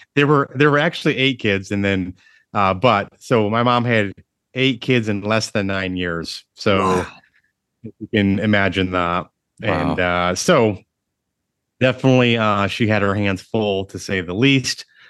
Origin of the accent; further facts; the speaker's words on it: Michigan, United States; moved away as an adult; now in Dallas, United States; I grew up in Michigan, uh, one of seven kids